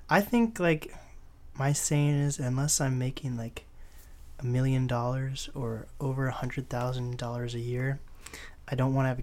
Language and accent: English; Seattle, Washington, United States; yes, of course I'm from Seattle uh, or like Seattle area. Like I say, I like to, I like to um, say everything Seattle, like Kent, Seattle, in my opinion, even though it's not.